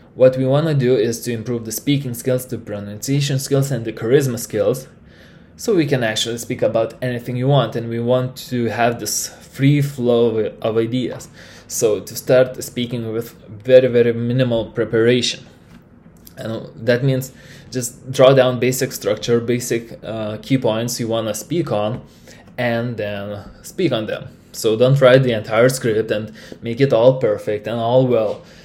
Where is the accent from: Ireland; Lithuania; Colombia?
Lithuania; first language Lithuanian; English is a second language; I am from Lithuania